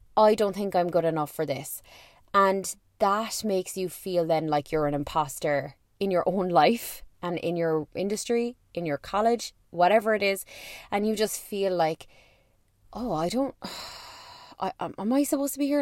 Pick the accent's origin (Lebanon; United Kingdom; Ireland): Ireland; I am an Irish person